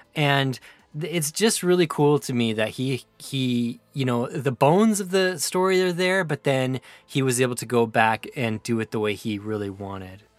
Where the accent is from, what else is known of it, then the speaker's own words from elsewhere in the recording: Prince George, British Columbia, Canada; I was born and raised in Prince George, British Columbia